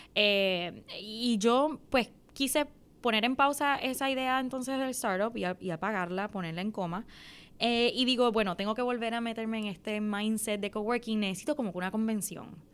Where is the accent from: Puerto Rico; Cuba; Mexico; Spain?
Puerto Rico; Mayagüez; moved away as an adult; also born or lived in New York, United States; Yo me nací, soy nacida y criada en Mayagüez